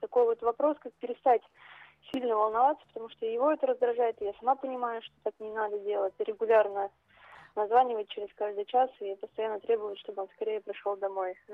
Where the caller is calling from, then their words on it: Saint Petersburg, Russia; я звоню из Санкт-Петербурга.